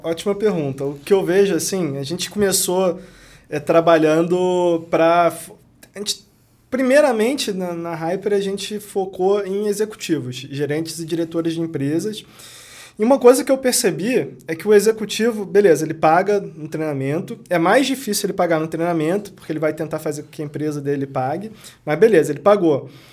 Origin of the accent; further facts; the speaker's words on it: Rio de Janeiro, Brazil; moved away as an adult; also born or lived in Corumbá, Mato Grosso do Sul; eu sou do Rio de Janeiro, nunca pensei em sair do Rio de Janeiro.